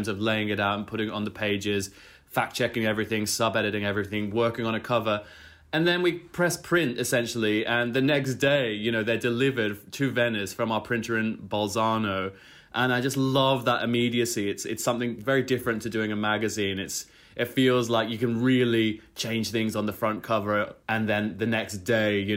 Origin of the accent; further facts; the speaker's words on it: Brisbane, Queensland, Australia; my hometown of Brisbane